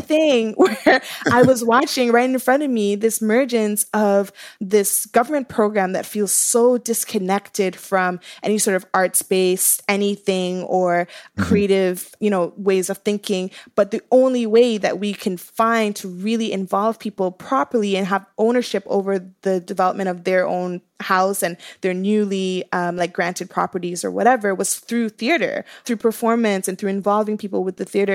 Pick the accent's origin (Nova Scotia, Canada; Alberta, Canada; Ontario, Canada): Ontario, Canada; Toronto; I grew up in Scarborough